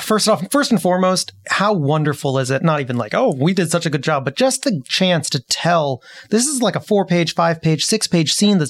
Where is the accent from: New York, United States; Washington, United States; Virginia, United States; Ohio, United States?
Washington, United States; Seattle; I'm from Seattle area